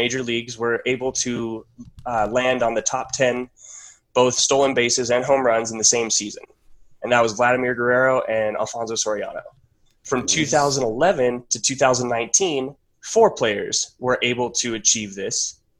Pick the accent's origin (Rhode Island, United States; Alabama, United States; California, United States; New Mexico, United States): New Mexico, United States; I'm from New Mexico.